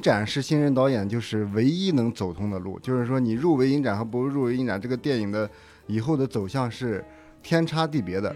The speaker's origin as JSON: {"language": "Chinese", "region": "Shanxi", "country": "China", "said": "然后本身我是山西人嘛"}